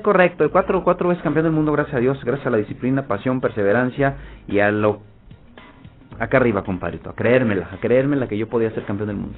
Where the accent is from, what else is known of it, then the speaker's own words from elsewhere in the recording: Gómez Palacio, Durango, Mexico; Ahí es donde yo crecí, ahí es donde yo nací y ahí es donde yo me formé como, como boxeador.